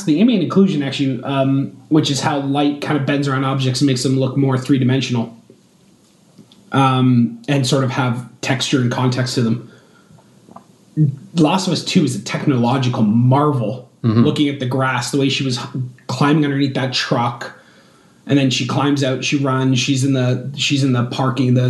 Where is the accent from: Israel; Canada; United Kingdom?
Canada; I'm Canadian